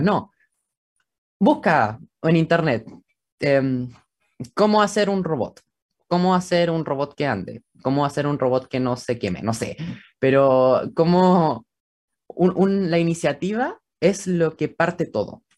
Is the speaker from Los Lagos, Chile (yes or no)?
no; Santiago, Santiago Metropolitan Region, Chile; Soy de Santiago, de Chile